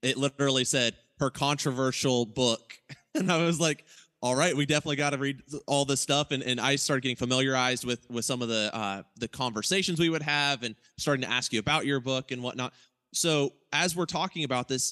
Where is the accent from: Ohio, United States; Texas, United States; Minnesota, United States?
Ohio, United States; moved away as an adult; now in Oklahoma City, United States; we're from Ohio, me and Micah